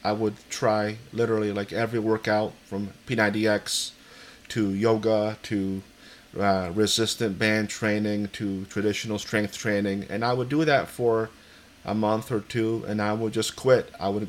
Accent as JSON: {"language": "English", "town": "Easthampton", "region": "Massachusetts", "country": "United States", "said": "As you said … I'm from East Hampton, Massachusetts."}